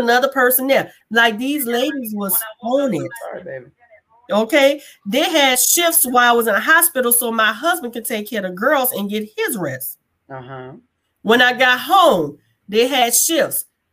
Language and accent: English; New Orleans, Louisiana, United States; moved away; also born or lived in Hawaii; I am from New Orleans, Louisiana.